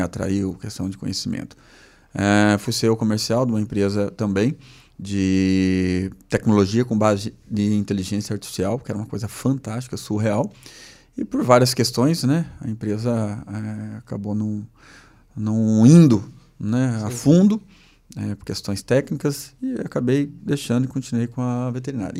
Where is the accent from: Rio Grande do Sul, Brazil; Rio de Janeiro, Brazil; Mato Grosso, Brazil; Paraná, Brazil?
Paraná, Brazil; Maringá; moved away; also born or lived in Lages, Santa Catarina; eu sou natural de Maringá